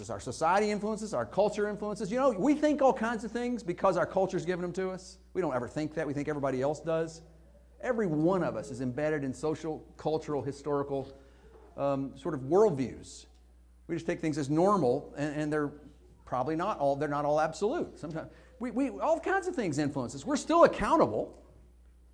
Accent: Northeast Arkansas, United States; moved away; When I was a kid and growing up in Northeast Arkansas

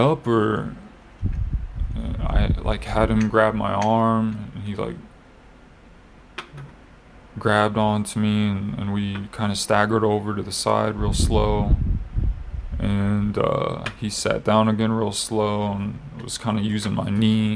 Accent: Iowa, United States; moved away; I was from Iowa

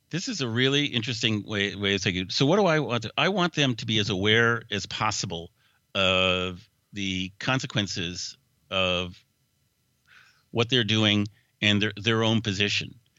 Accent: Seattle, Washington, United States; moved away; also born or lived in Woodinville, Washington / Bellevue, Washington; it's my hometown.

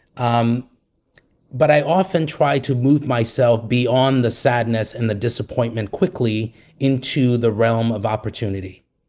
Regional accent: Liberia; now in United States; I was born in the United States and then moved to Liberia when I was a, a year old.

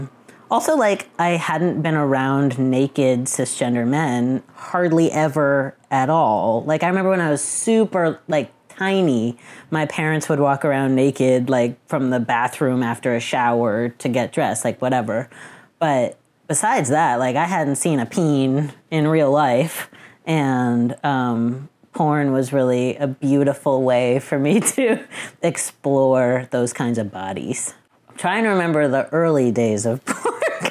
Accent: Boston, Massachusetts, United States; I'm 35 and I'm from Boston.

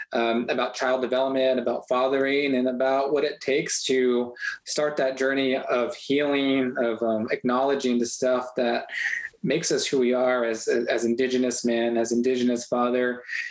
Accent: Tohatchi, New Mexico, United States; My mom is Navajo, and I grew up in Tehachapi, New Mexico, which is on the Navajo Nation.

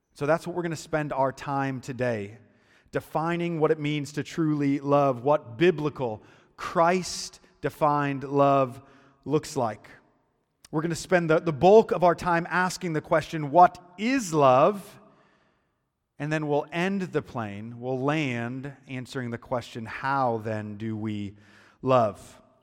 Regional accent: United States; moved away as an adult; also born or lived in Chicago; I'm from Muscuda

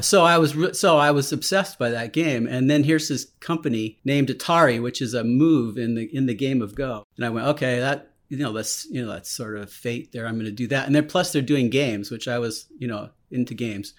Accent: Silicon Valley, California, United States; I was born in California in, and I lived in Silicon Valley

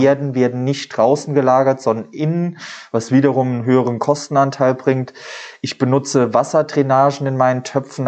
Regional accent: Saarbrücken, Saarland, Germany; also born or lived in Trier; komme halt aus Duttweiler, bin in Duttweiler geboren und ja, lebe aber schon mein Leben lang hier.

